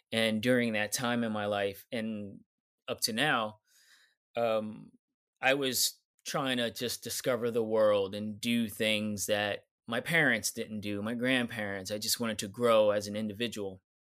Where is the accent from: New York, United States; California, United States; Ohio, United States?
New York, United States; New York City; I'm from New York City